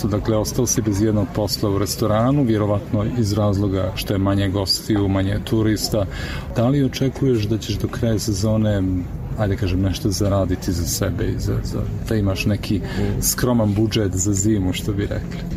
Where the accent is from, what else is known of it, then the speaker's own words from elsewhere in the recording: Russia; Croatian is a second language; moved away as an adult; now in Budva, Montenegro; Ja sam iz Rusije.